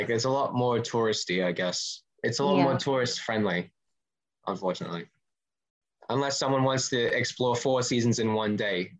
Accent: Philippines; So it's called, Filipinos, we're Filipino, it's close enough.

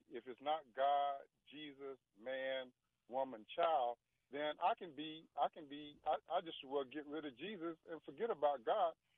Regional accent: Ozark, Alabama, United States; now in Washington, D.C., United States; I'm from Ozark, Alabama

